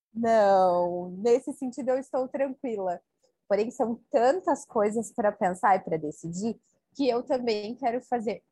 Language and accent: Portuguese; Bento Gonçalves, Rio Grande do Sul, Brazil; sou de Bento Gonçalves, no Rio Grande do Sul